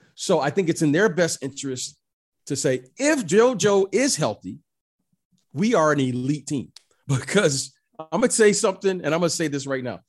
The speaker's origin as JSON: {"language": "English", "town": "Detroit", "region": "Michigan", "country": "United States", "tie": "born or raised there", "said": "I grew up in Detroit."}